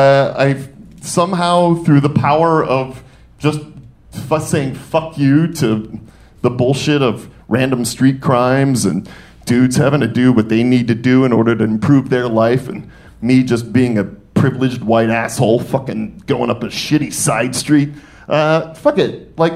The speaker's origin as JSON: {"language": "English", "town": "Detroit", "region": "Michigan", "country": "United States", "said": "I'm from Detroit, and we do not stay down."}